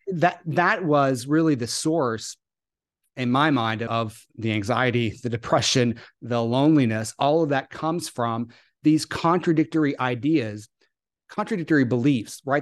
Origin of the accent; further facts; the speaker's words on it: the South, United States; I grew up in the South